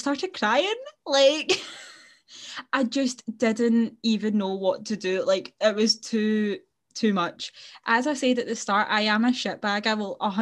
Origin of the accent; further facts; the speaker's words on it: Glasgow, Scotland, United Kingdom; if you can't tell from our very strong accents, we are indeed from Glasgow.